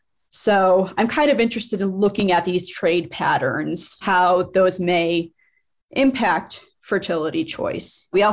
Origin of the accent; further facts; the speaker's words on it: Rust Belt, United States; I grew up in the Rust Belt. Everywhere you go, you just see these empty factories and industrial spaces